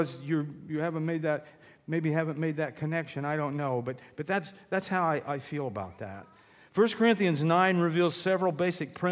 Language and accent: English; Illinois, United States; moved away as an adult; also born or lived in Sullivan County, Indiana; now in Sullivan, United States; Born and raised in Illinois